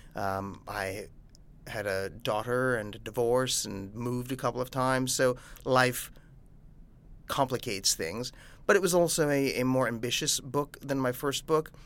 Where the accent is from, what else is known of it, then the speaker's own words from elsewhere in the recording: New York, United States; I'm a New Yorker